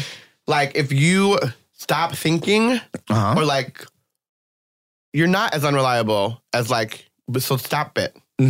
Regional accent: New Jersey, United States; I'm from Jersey, right?

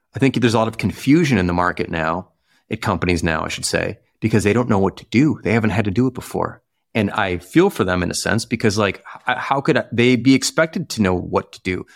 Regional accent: Chicago, Illinois, United States; maybe it's a Midwesternness in me, you know, growing up in Chicago

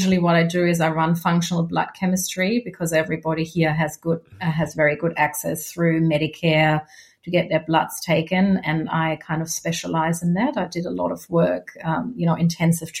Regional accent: Germany; now in Australia; my home country

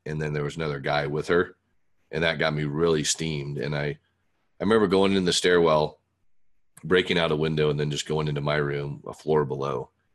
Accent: Fort Worth, Texas, United States; we moved from Fort Wayne, Indiana to Fort Worth, Texas when I was nine

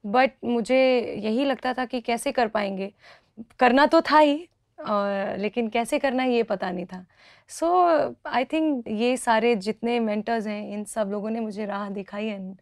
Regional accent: Rewa, Madhya Pradesh, India; रीवा में uh, जहाँ से मैं हूँ

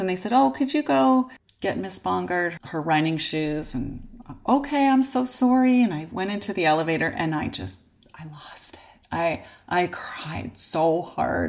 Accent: Unionville, Ontario, Canada; we grew up in Unionville

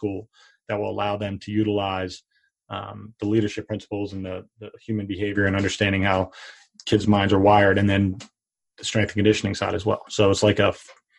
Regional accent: Pottstown, Pennsylvania, United States; my hometown of Pottstown

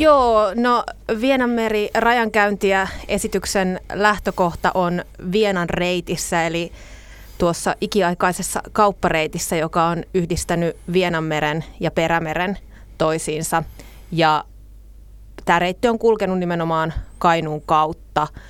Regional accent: Nastola, Päijät-Häme, Finland; nastolalaisena on itse syntynyt Nastolassa

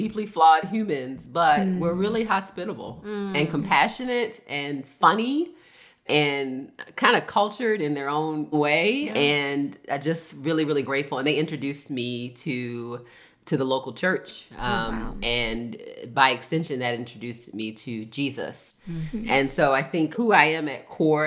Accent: Baltimore, Maryland, United States; I was born in Baltimore, Maryland

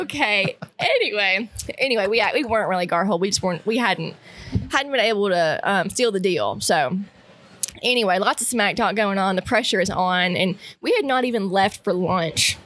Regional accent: Northeast Arkansas, United States; I'm from Northeast Arkansas, and so I grew up hunting public with my dad

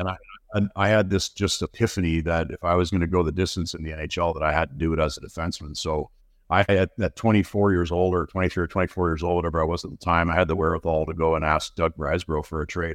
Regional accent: Burlington, Ontario, Canada; also born or lived in London, Ontario / Kingston, Ontario / Toronto, Ontario; I was born in London, Ontario. My family, uh, I grew, grew up till I was fourteen in Burlington, Ontario

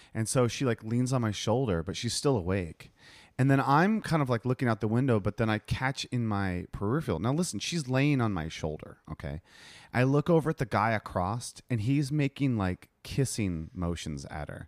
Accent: United States; moved away; I'm American

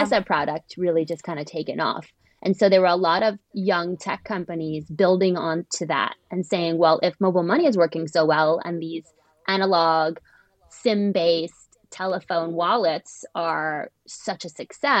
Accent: United States; moved away as an adult; also born or lived in Europe / East Africa; now in London, United Kingdom; I'm an American who went to work in Europe and then ended up founding a company in East Africa

